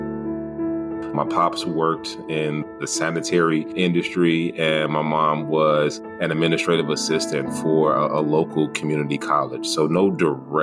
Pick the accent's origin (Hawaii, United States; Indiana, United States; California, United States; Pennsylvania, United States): Indiana, United States; Gary; moved away as an adult; also born or lived in Sacramento / Iowa; now in Des Moines, United States; born and raised in Gary, Indiana